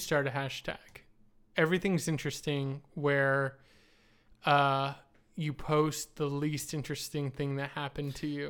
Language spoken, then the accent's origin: English; Florida, United States; I'm from Florida.